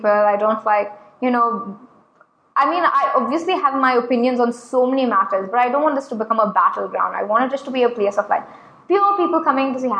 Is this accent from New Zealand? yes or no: no; Abu Dhabi, United Arab Emirates; maybe it's because I was brought up in Abu Dhabi where you keep your opinions